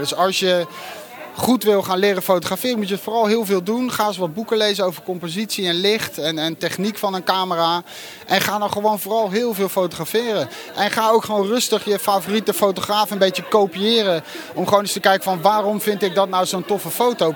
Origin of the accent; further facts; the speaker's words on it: Netherlands; je hebt als Nederlander nog nooit zoiets meegemaakt.